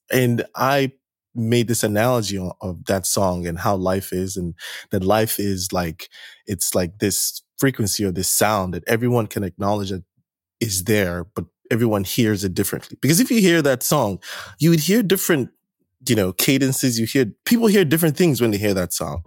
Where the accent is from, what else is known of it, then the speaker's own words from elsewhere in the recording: Nigeria; moved away as an adult; also born or lived in New Jersey; I'm originally from Nigeria, first generation Nigeria, born here, spent most of my life in Nigeria until I moved out here for grad school